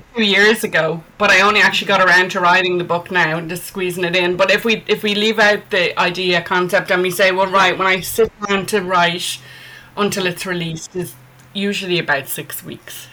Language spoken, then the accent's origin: English; Ireland; I'm an Irish author.